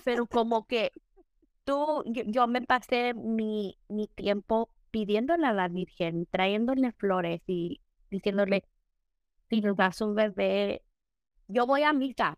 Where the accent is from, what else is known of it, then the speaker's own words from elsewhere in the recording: Mexico; nosotros somos mexicanos